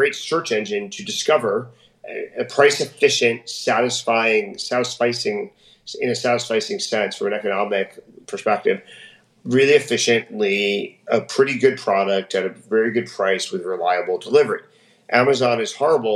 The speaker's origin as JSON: {"language": "English", "region": "New Jersey", "country": "United States", "tie": "born or raised there", "also_born_or_lived": "Palo Alto, California / San Francisco", "moved": "as an adult", "lives_now": "Miami, United States", "said": "When I grew up in New Jersey, we went to the shopping malls all the time"}